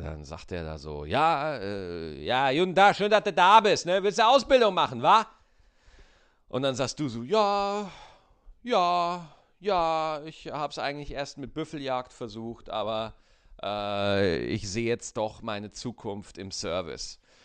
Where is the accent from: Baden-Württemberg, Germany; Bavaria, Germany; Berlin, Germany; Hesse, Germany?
Bavaria, Germany; Bogen; moved away; also born or lived in North Rhine-Westphalia; Oberalteich, wo ich geboren, wo ich herkomme, äh, Oberalteich in der Nähe vom Bogen.